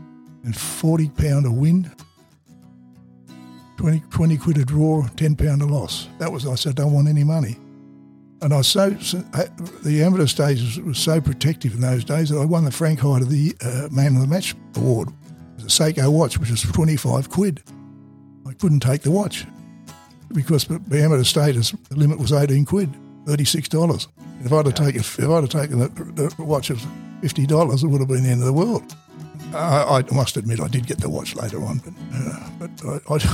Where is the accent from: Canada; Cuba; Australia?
Australia; the green blazer we had being Australian